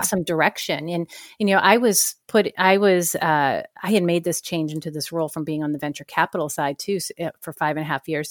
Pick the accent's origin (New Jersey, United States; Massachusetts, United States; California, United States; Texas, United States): Massachusetts, United States; Danvers; moved away as an adult; also born or lived in San Francisco Bay Area; I grew up in a small town north of Boston, about twenty miles north called Danvers, Mass